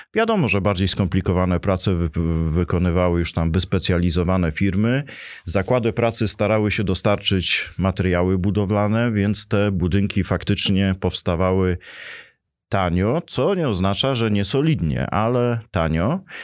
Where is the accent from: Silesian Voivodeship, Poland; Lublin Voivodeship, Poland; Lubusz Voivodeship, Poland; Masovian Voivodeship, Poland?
Silesian Voivodeship, Poland; Bytom; to najważniejsza dzielnica Bytomia, bo tam się urodziłem, wychowałem i tam spędziłem dzieciństwo.